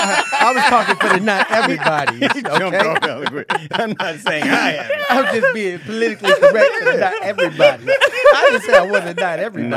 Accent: Oakland, California, United States; I'm from Oakland, going to schools with white kids.

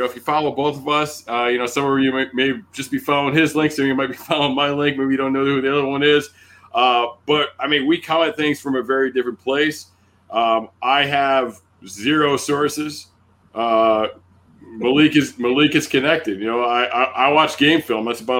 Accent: Fremont, Ohio, United States; born there; now in Rhode Island, United States; I was born in Fremont, Ohio. Spent very little of my life in Ohio, to be honest with you. But I'm out here in New England as well, living in Rhode Island right now.

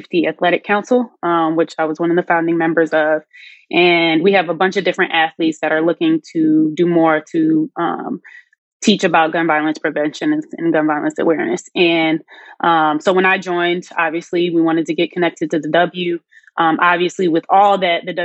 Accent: Chicago, Illinois, United States; I'm from Chicago

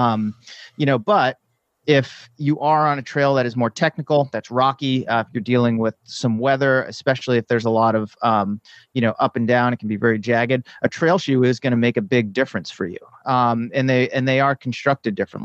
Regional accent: East Coast, United States; also born or lived in San Diego / San Francisco Bay Area; now in Bay Area, United States; I grew up on the East Coast

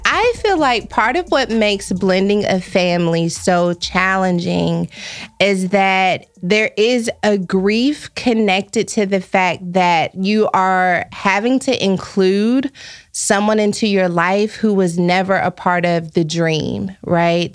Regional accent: Texas, United States; now in Los Angeles, United States; I'm from Texas, I moved to Los Angeles

